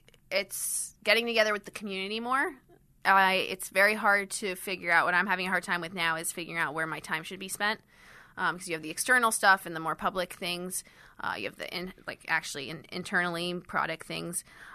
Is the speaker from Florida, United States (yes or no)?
yes; Miami, Florida, United States; also born or lived in London / Switzerland; So I'm from Switzerland, and I grew up in Miami and London.